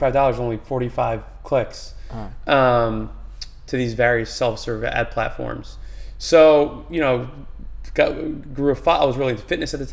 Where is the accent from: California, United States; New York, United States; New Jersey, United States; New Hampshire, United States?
New Jersey, United States; Manalapan; I grew up in Manalapan, New Jersey, so kind of literally in the middle of New Jersey